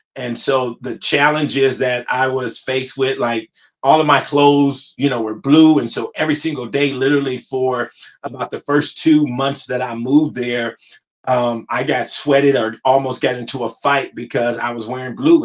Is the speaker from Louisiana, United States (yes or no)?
no; Compton, California, United States; also born or lived in Pasadena, California; I'm originally from um, Compton, California, and I grew up in Compton back in the 80s